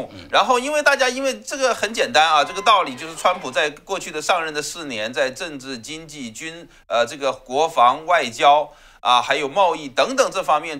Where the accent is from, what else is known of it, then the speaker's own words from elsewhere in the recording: China; 我们中国人讲这个“窃国者侯，窃钩者诛”，对不对？